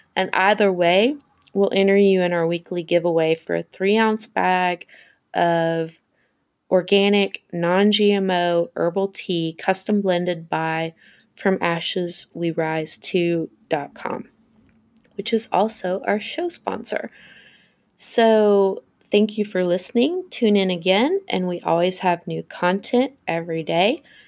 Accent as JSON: {"language": "English", "region": "the South", "country": "United States", "said": "I'm from the South"}